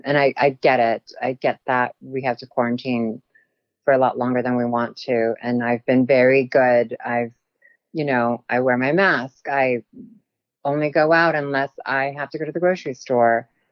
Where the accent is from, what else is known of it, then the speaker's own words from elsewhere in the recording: Guam; first language Tagalog; English is a second language; also born or lived in Philippines; now in Los Angeles, United States; growing up in Guam was very different than growing up in the Philippines.